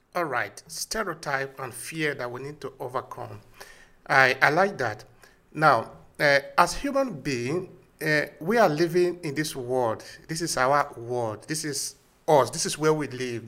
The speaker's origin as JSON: {"language": "English", "country": "Nigeria", "said": "we are both from Nigeria"}